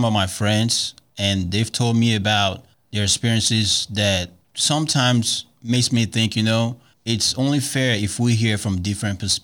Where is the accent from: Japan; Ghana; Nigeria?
Nigeria; now in Dallas, United States; I am originally from Nigeria. I remember when I first came to the United States